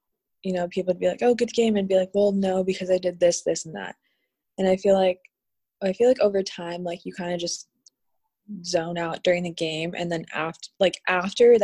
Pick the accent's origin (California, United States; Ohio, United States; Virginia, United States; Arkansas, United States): California, United States; Southern; moved away as an adult; now in Mexico; I grew up in Southern California